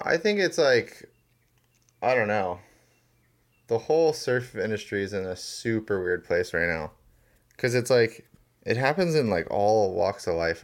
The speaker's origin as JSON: {"language": "English", "area": "Maui", "region": "Hawaii", "country": "United States", "tie": "born or raised there", "said": "I was born and raised on Maui"}